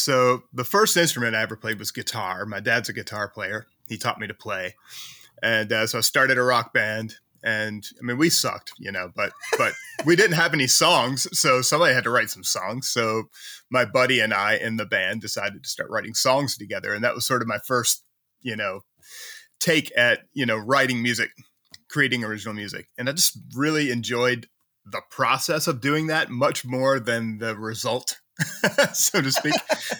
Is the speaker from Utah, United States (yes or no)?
no; Mechanicsville, Virginia, United States; also born or lived in Richmond; I was born in Richmond, which is a city in Virginia. You know, if you know of a city in Virginia, it's probably Richmond. Yeah. So I was born there, but, you know, probably like 8 or 9 years old, we moved slightly outside of Richmond to the lovely town of Mechanicsville